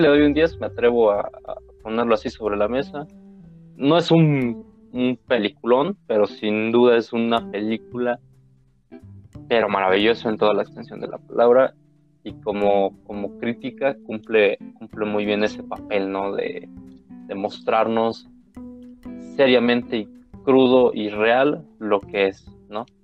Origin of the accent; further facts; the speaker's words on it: Mexico; como mexicanos